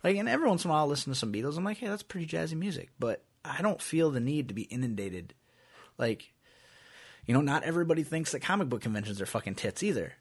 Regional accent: Iowa, United States; we're from Iowa

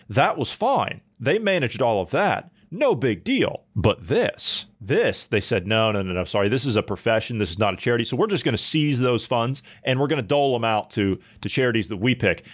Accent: Ohio, United States; my home state of Ohio

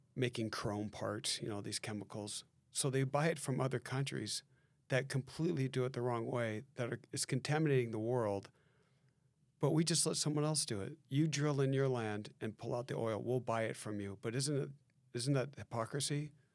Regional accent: San Diego, California, United States; we're from San Diego

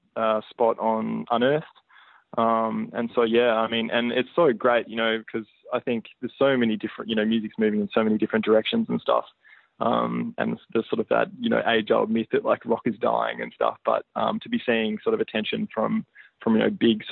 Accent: Hobart, Tasmania, Australia; we're a small band and because we're from Hobart

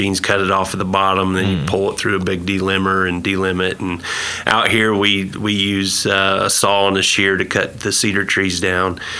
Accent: Indiana, United States; moved away as an adult; also born or lived in Alabama; now in Stillwater, United States; I'm originally from Indiana. That's where I grew up.

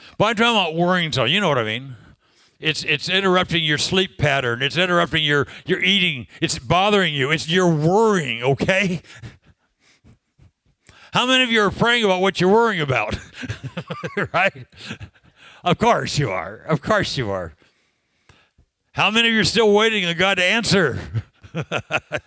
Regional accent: California, United States; I'm from California

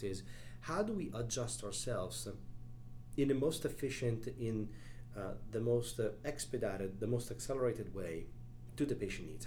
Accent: Italy; moved away as an adult; also born or lived in Chicago, United States; now in United States; I was born and raised in Italy

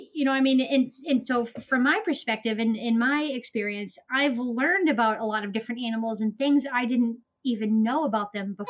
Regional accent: Maine, United States; also born or lived in Florida; I was born and raised in Maine. Um, I lived down in Florida for a few years, but I'm now back in Maine.

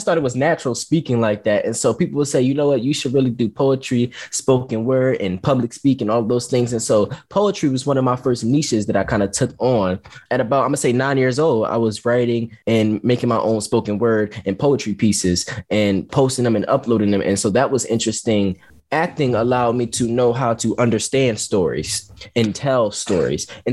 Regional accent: Philadelphia, Pennsylvania, United States; I'm from North Philly

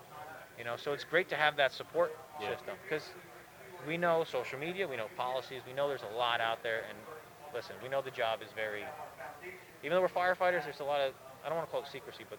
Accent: Northeast, United States; Well, you know, we're from the Northeast.

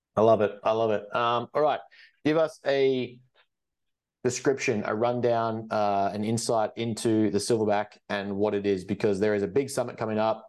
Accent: Australia; I come from Australia

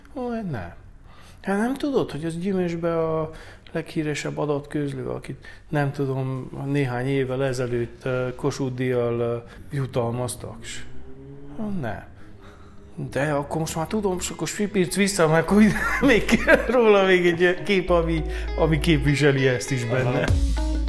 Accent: Bălan, Harghita County, Romania; also born or lived in Gheorgheni (Gyergyó); Balánbányai származású vagyok

